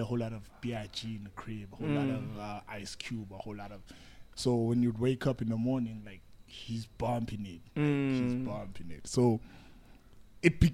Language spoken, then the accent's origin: English; Durban, KwaZulu-Natal, South Africa; I stay in town now, but I'm originally from Sydney